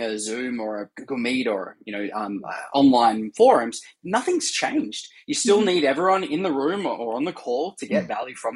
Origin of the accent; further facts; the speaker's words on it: Australia; now in San Francisco, United States; I'm originally Australian, as you can hear, and now based in San Francisco